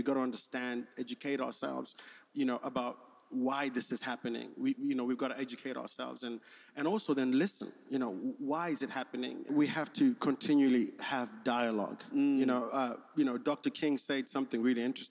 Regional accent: Zimbabwe; moved away as an adult; also born or lived in South Africa / Manchester, United Kingdom / Germany; now in United States; I grew up in Zimbabwe, that's where I did my school

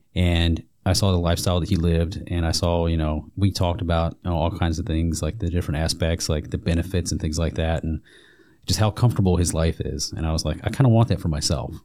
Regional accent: Alabama, United States; moved away as an adult; I'm originally from Alabama

